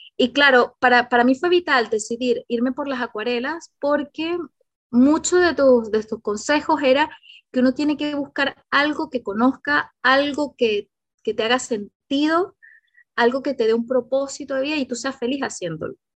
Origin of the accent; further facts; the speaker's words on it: Venezuela; moved away as an adult; now in Chile; yo soy venezolana también, y todo este tema yo tuve que emigrar a Chile, hace ocho años que estoy en Chile